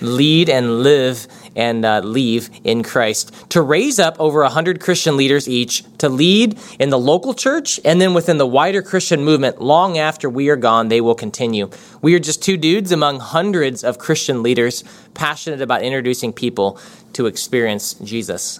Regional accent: United States; we're from America

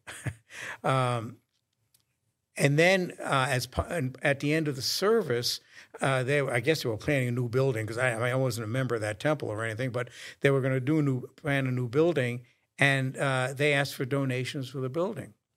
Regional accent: New York, United States; moved away; as I was growing up in New York

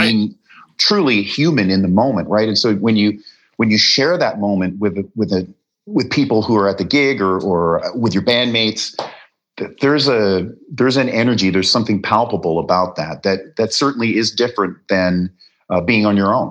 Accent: Canada; moved away as an adult; also born or lived in Wales; now in Los Angeles, United States; I was born in Wales. My parents, you know, were British UK family and they immigrated to Canada

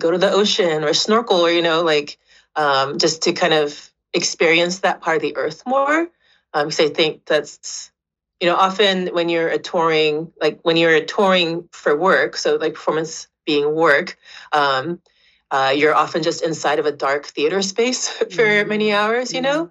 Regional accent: Japan; now in Vancouver, Canada; I grew up kind of between Osaka and Kyoto and Japan

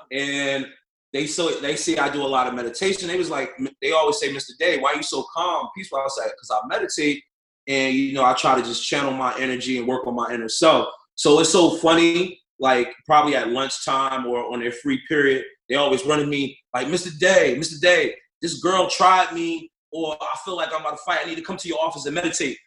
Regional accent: North New Jersey, United States; I'm born and raised in North New Jersey.

